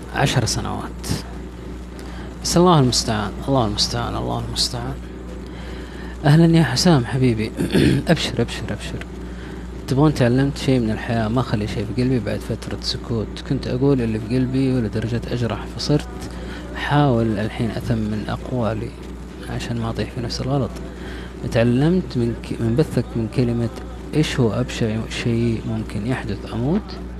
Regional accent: Riyadh, Riyadh Province, Saudi Arabia; انا من الرياض

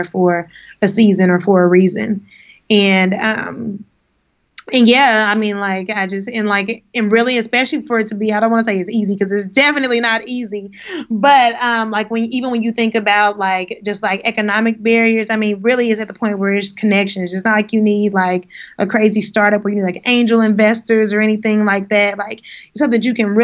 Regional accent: Kansas City, Missouri, United States; now in New York City, United States; my hometown of Kansas City

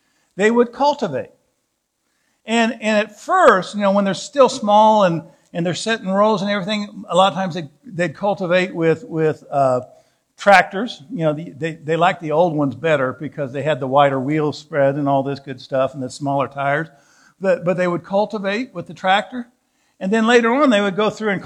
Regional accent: Southwest Missouri, United States; moved away as an adult; also born or lived in Southeast Kansas / Canaan, Indiana; I grew up in Southwest Missouri, Southeast Kansas. Actually, backwards. I started in Southeast Kansas, then went to Southwest Missouri.

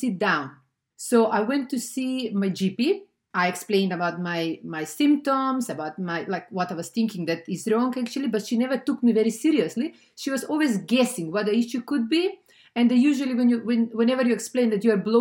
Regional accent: North Macedonia; moved away; I'm originally from Macedonia

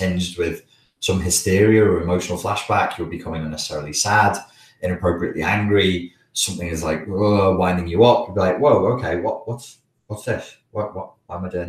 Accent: the Wirral, North West England, United Kingdom; accent: Scouse; I'm from the Wirral, so we have an accent that is very influenced by the Liverpool accent. It's called Scouse

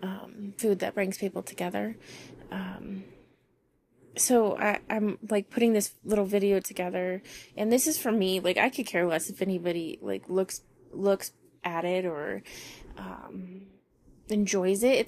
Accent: Las Vegas, Nevada, United States; moved away; I'm from Vegas

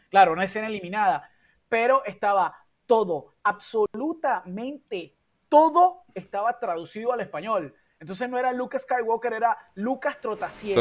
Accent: San Diego, Carabobo, Venezuela; Yo crecí en San Diego, en una urbanización rodeada de, bueno, San Diego, Montaña, río

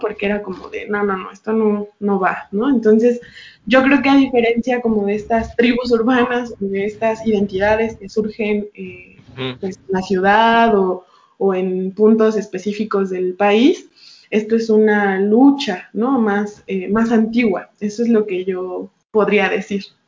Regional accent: Mexico; yo soy una mujer mexicana

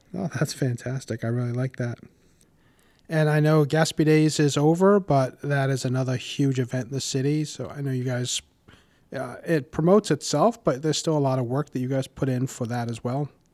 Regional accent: Warwick, Rhode Island, United States; I grew up in Warwick and have been a homeowner for over

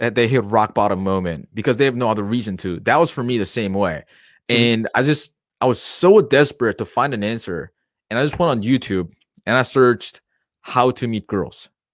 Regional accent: South Korea; I'm from South Korea.

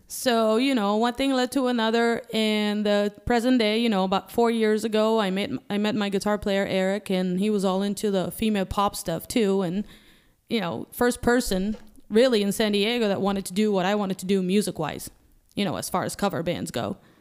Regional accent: Malta; moved away; Yeah, I'm from Malta, so it's in Europe

